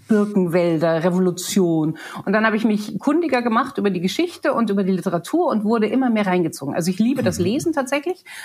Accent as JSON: {"language": "German", "country": "Germany", "also_born_or_lived": "England", "moved": "as an adult", "said": "mit 21 viel zu jung, um als, als Deutsche zu arbeiten"}